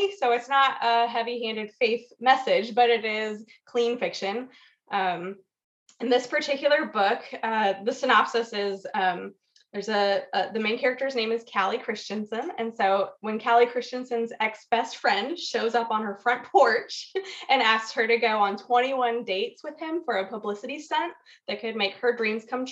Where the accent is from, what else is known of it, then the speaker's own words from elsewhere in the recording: Weddington, North Carolina, United States; moved away as an adult; also born or lived in Colorado; I grew up in Weddington area outside of Charlotte, just outside of Charlotte.